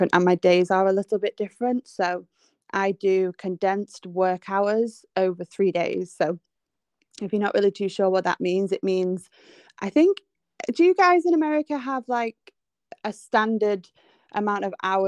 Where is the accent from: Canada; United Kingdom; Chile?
United Kingdom; England; I am from England, if you can't tell by my accent.